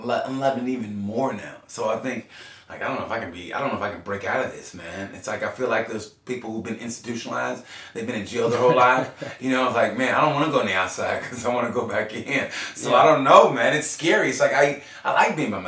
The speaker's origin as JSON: {"language": "English", "region": "Oklahoma", "country": "United States", "tie": "born or raised there", "said": "I grew up in Oklahoma"}